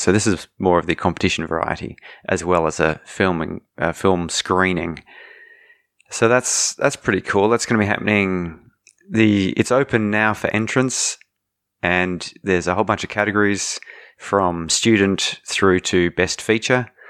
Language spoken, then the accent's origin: English; Australia; also born or lived in Germany; I was born in Germany. Two Australian parents